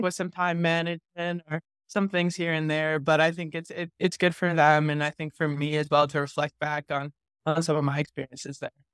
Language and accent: English; New England, United States; I grew up around New, so I played just town hockey